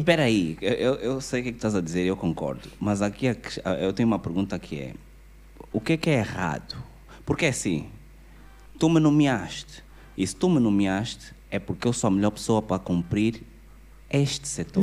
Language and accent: Portuguese; Angola; nós somos angolanos, estamos aqui